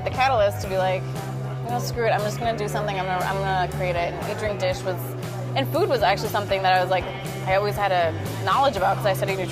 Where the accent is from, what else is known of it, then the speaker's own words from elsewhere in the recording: Minnesota, United States; English is a second language; also born or lived in Iran; I said I was from Minnesota